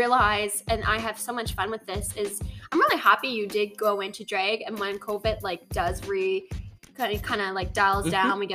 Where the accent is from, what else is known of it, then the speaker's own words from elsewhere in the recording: the Maritimes, Canada; also born or lived in Halifax, Canada; now in Toronto, Canada; we're both from the Maritimes